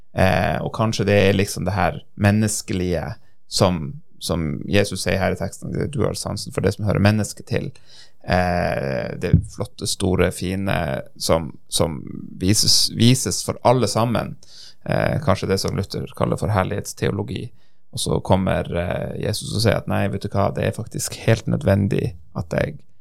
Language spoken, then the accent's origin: Norwegian; Norway